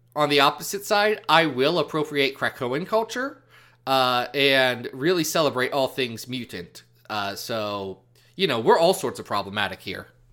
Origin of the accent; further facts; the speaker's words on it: Midwest, United States; I was born born in the Midwest. I speak English.